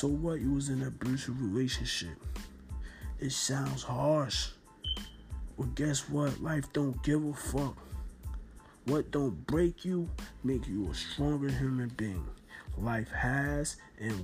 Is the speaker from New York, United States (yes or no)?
no; Newark, New Jersey, United States; I'm from Norton, New Jersey